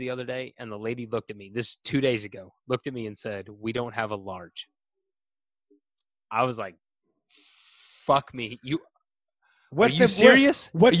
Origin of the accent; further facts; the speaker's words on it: the South, United States; I'm from the South.